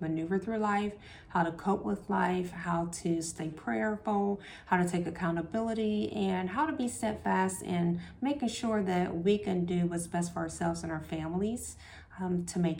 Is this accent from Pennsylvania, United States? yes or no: no; Columbus, Ohio, United States; I grew up in the short north. I grew up on 18th in Cleveland.